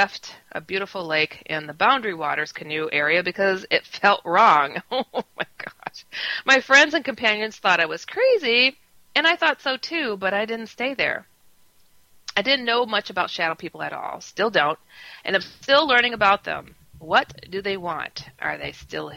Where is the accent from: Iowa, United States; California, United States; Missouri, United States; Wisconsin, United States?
Wisconsin, United States; also born or lived in San Francisco; now in Chicago, United States; I'm from Wisconsin. I was raised there. I'm from San Francisco otherwise